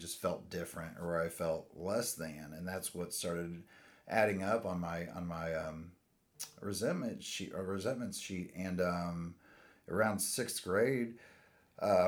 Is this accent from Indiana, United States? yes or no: yes; Indianapolis, Indiana, United States; born and raised in Indianapolis.